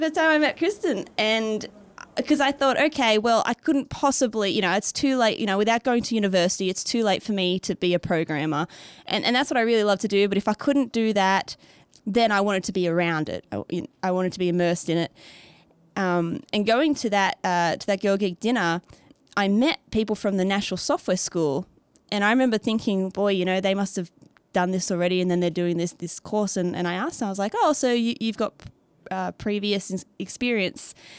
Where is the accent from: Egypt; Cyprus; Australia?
Australia; accent: Australian; moved away as an adult; also born or lived in Beijing, China / Canada / Sweden; now in Nashville, United States; I, um, from Australia, not America, as the accent can tell.